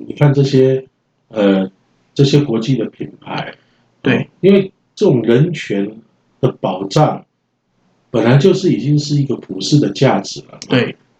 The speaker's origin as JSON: {"language": "Chinese", "country": "Taiwan", "said": "身在台湾嘛，我们就是台湾人啊"}